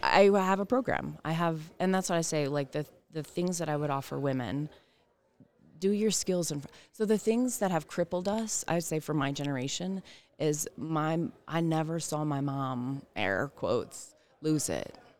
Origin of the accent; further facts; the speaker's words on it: the South, United States; I am from the South